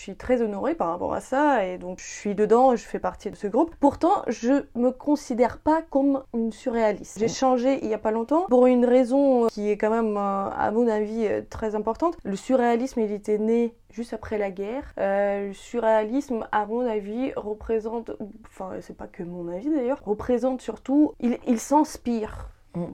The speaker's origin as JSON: {"language": "French", "town": "Dnipro", "region": "Dnipropetrovsk Oblast", "country": "Ukraine", "tie": "born or raised there", "moved": "yes", "said": "mon enfance et de, de, mes origines. Hein, parce que je viens d'une ville industrielle ukrainienne qui s'appelle Dnipropetrovsk"}